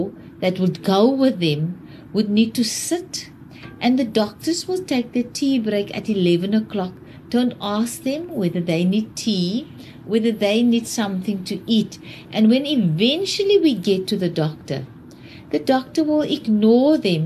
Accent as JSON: {"language": "English", "town": "Wellington", "region": "Western Cape", "country": "South Africa", "tie": "born or raised there", "said": "I grew up in Wellington"}